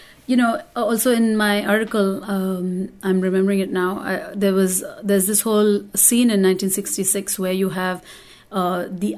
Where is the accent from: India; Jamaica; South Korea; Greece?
India; now in New York, United States; I grew up in India where there is constant violence against the Muslim minority